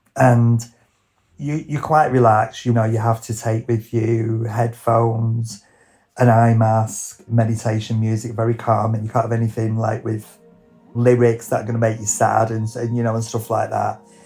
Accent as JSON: {"language": "English", "area": "Lancashire", "region": "North West England", "country": "United Kingdom", "said": "I'm a hairdresser from Lancashire"}